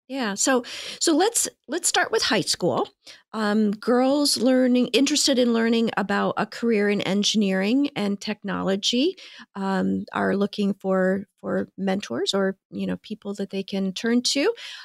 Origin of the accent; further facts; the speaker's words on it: Midwest, United States; moved away as an adult; When I first graduated from college, I moved from the Midwest to Washington State. And I was the first in my family to move away like that.